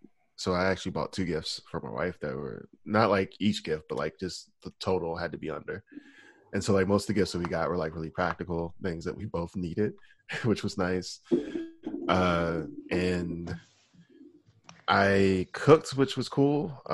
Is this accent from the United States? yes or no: yes; Alabama, United States; So I think part of that is also like, remember, I grew up in Alabama, but I don't like the accent.